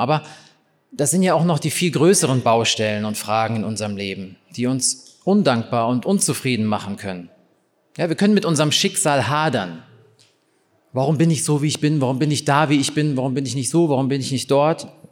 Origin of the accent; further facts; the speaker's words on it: East Germany, Germany; ich bin in der DDR aufgewachsen